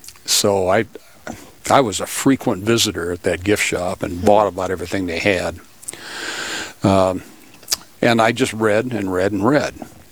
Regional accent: Iowa City, Iowa, United States; moved away as an adult; now in Sioux Falls, United States; I was born and raised in Iowa City.

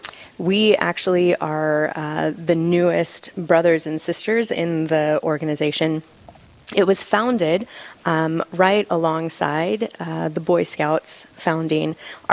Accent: California, United States; moved away as an adult; now in Rapid City, United States; I'm originally from California. Came to the Black Hills to go to Black Hills State

